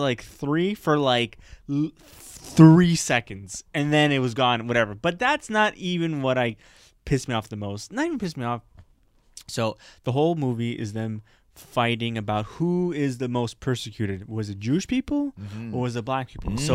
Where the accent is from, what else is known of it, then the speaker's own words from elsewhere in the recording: Parc-Extension, Quebec, Canada; Park X is considered one of the most poorest neighborhoods in Canada. But I never saw it as poor